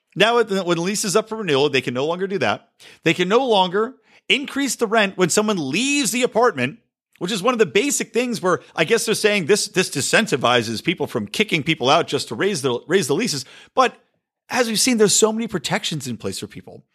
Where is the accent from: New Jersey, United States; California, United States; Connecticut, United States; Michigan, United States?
California, United States; my home state of California